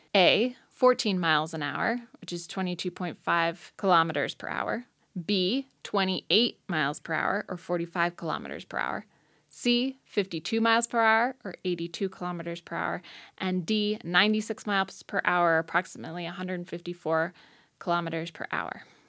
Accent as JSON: {"language": "English", "town": "Hudson", "region": "Ohio", "country": "United States", "tie": "born or raised there", "also_born_or_lived": "Rochester, New York", "moved": "yes", "lives_now": "Missoula, United States", "said": "I grew up in Hudson, Ohio mostly, and now I live in Missoula, Montana"}